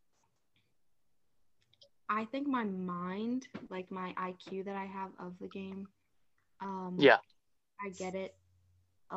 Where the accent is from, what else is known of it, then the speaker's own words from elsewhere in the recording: Mechanicsburg, Pennsylvania, United States; also born or lived in South Carolina; I came here right before kindergarten started